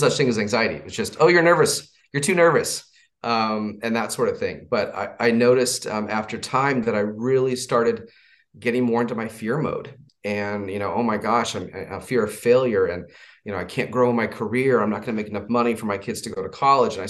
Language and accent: English; Southern California, United States; So I was raised in California, Southern California